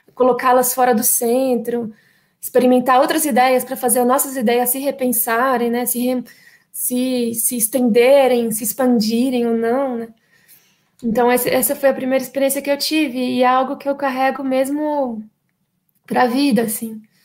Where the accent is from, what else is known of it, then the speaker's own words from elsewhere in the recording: Brasília, Federal District, Brazil; eu sou brasiliense, infelizmente nascida e criada aqui